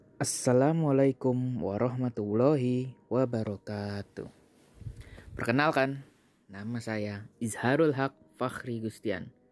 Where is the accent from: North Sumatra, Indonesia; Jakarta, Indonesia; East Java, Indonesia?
Jakarta, Indonesia; gua juga orang Jakarta